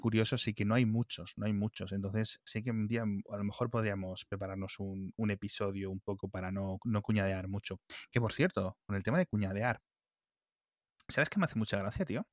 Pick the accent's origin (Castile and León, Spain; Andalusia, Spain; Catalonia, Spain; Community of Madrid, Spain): Castile and León, Spain; El Bierzo; yo que soy del Bierzo